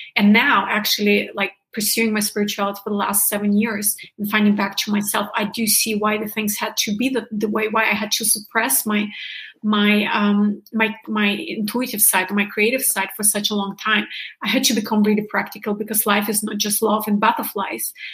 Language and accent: English; Germany; moved away; i'm from originally from germany